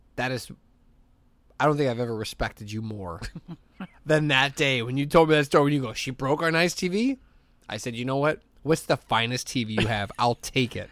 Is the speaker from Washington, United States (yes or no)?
no; Hammond, Indiana, United States; I'm from Hessville